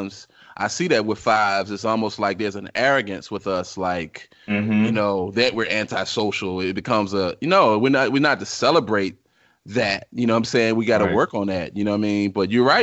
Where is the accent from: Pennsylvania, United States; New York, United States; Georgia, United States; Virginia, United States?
Virginia, United States; Richmond; moved away; I'm from Richmond, Virginia